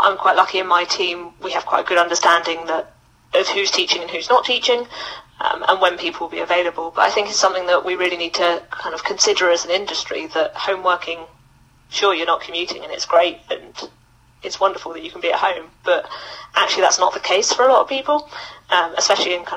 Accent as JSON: {"language": "English", "country": "Mauritius", "also_born_or_lived": "Loughborough, United Kingdom", "moved": "as an adult", "lives_now": "United Kingdom", "said": "I'm originally from Mauritius. I moved to the UK for university, where I went to Loughborough Uni."}